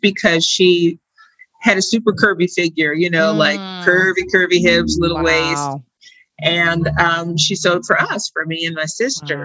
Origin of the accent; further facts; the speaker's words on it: Detroit, Michigan, United States; I had a great childhood in Detroit